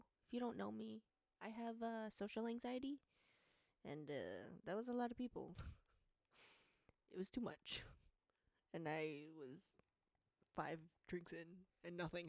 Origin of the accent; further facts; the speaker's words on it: United States; I'm Filipino. I was born in America, Filipino American.